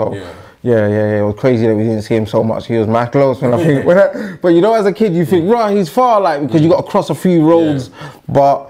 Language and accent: English; Hackney, London, United Kingdom; I'm from Hackney. Grew up. My first early days was Bannister. Was it in the Bannister? No, Nesbitt House. Okay. Nesbitt House. That's Homerton. Then moved to Jack Dunning.